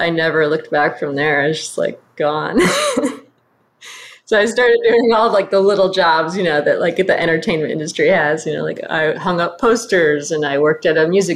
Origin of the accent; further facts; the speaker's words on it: Flint, Michigan, United States; moved away; I grew up in Flint, Michigan